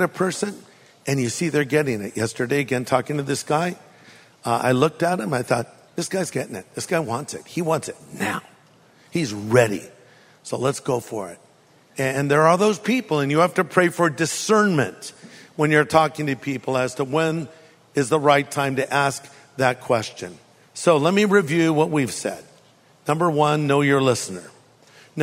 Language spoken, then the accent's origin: English; California, United States; I'm from California